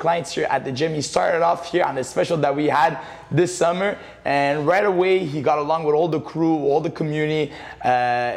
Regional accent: Montreal, Quebec, Canada; growing up in Montreal

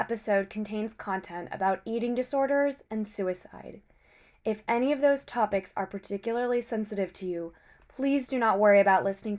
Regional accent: Northern Virginia, United States; We're both from Northern Virginia, and because we're around the same age

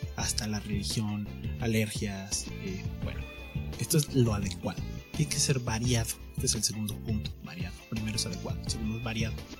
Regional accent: Mexico; como mexicano

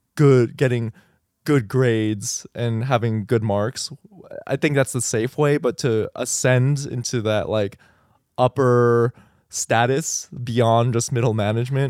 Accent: El Paso, Texas, United States; moved away; I grew up in El Paso

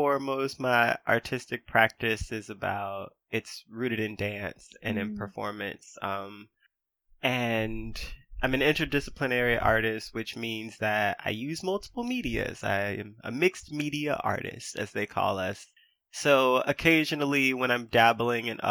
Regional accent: United States; being American is an identity that I have

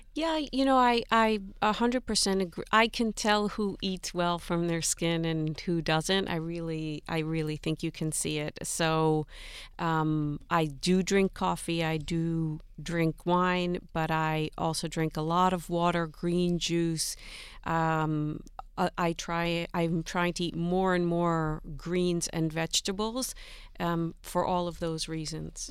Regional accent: United States; I am American, as, and my mother was born here too

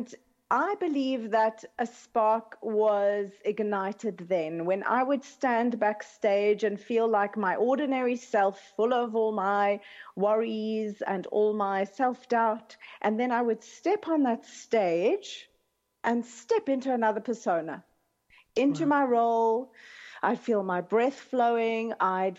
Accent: Cape Town, Western Cape, South Africa; moved away as an adult; I grew up in Cape Town

